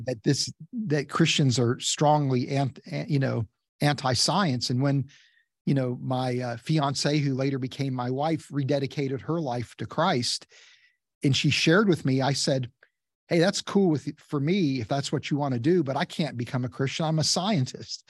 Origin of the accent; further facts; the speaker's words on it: West Virginia, United States; I grew up in West Virginia